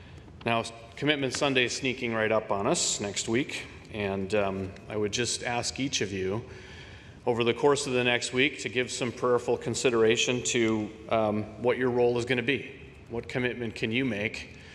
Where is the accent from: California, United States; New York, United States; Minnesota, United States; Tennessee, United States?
Minnesota, United States; moved away; Many of you know I'm from Minnesota originally, and Every summer, I get back there for a month or two with my family.